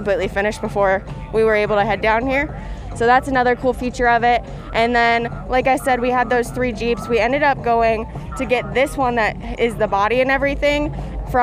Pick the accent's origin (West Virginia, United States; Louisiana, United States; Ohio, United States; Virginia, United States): Ohio, United States; We're from Ohio